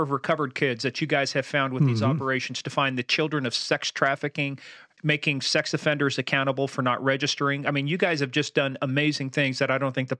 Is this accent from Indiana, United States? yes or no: yes; Mishawaka, Indiana, United States; because I grew up in Mishawaka for a while. My dad taught ROTC out at Notre Dame.